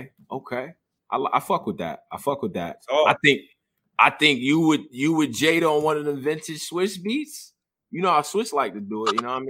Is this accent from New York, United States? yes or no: yes; Rochester, New York, United States; moved away; I'm from Rochester